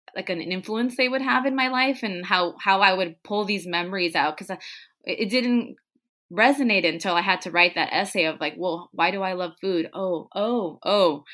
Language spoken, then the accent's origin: English; Tijuana, Baja California, Mexico; English is a second language; we were growing up in Tijuana. We were learning English the same time my parents, my mom was